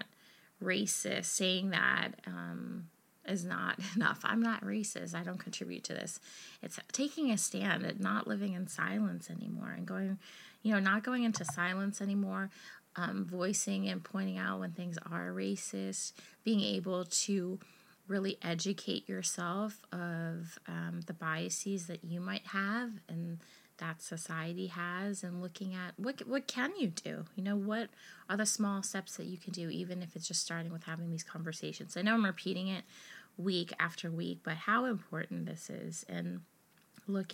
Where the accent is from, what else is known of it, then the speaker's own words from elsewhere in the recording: United States; being American